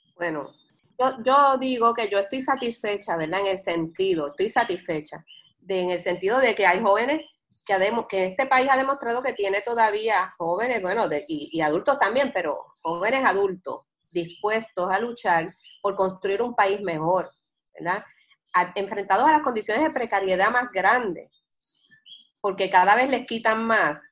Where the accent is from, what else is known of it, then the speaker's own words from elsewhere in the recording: Puerto Rico; nosotros los puertorriqueños tenemos una identidad cultural fuerte